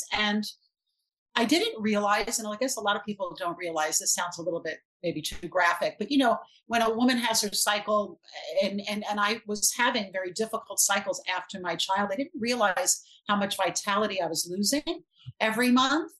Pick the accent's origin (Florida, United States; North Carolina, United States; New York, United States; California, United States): New York, United States; New York City; I grew up in Brooklyn